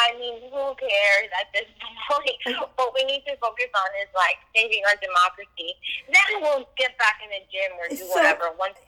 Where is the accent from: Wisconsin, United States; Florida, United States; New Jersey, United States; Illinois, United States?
Florida, United States; Hialeah; also born or lived in Miami Lakes, Florida; I'm from Hialeah. I lived in La Grande until I was 14. Then we moved to Miami Lakes. And, I mean, it says Cuban as it gets for me.